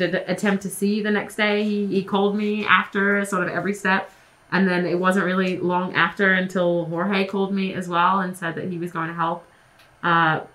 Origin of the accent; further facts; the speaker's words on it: Australia; moved away; I'm not from here. You know, I'm Australian.